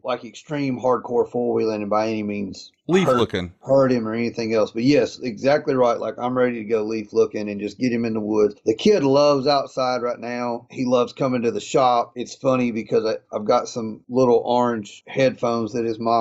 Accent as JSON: {"language": "English", "region": "East Coast", "country": "United States", "said": "I was a guy from the East Coast"}